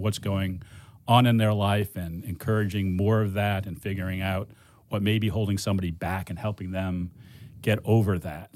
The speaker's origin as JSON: {"language": "English", "town": "Cleveland", "region": "Ohio", "country": "United States", "tie": "born or raised there", "said": "I grew up in Cleveland."}